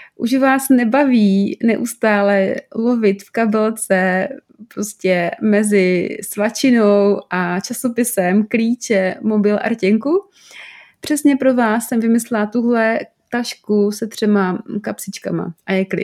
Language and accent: Czech; South Moravian Region, Czechia; já třeba jsem z Moravy, z Jižní Moravy a záměrně používám nějaký slova občas